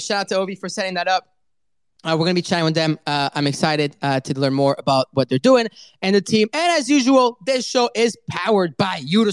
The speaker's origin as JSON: {"language": "English", "country": "France", "said": "I am French"}